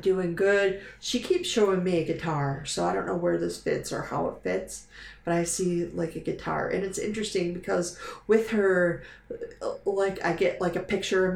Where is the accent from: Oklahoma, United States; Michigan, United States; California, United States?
Michigan, United States; Dearborn Heights; I went to elementary school over in Dearborn Heights, Michigan.